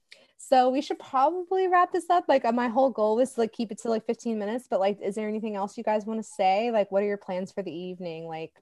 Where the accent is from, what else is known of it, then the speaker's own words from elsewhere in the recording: Georgia, United States; moved away; growing up in Georgia, like I've never been prouder like than of Georgia, like being from Georgia